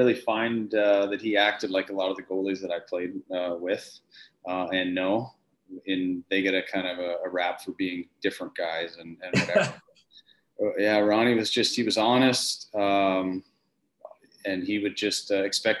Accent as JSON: {"language": "English", "town": "Wilcox", "region": "Saskatchewan", "country": "Canada", "tie": "born or raised there", "also_born_or_lived": "Germany / Austria / Switzerland", "moved": "as an adult", "said": "I grew up in Wilcox, Saskatchewan, which is a famous kind of hockey factory"}